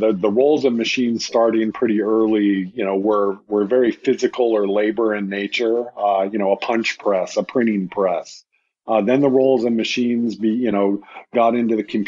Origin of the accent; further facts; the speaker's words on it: United States; speaking as an American